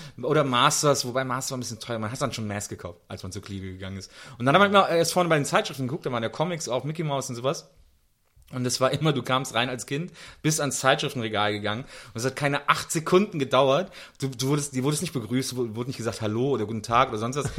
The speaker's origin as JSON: {"language": "German", "town": "Wesseling", "region": "North Rhine-Westphalia", "country": "Germany", "tie": "born or raised there", "said": "ich komme ja aus dem Ort zwischen Köln und Bonn, Wesseling"}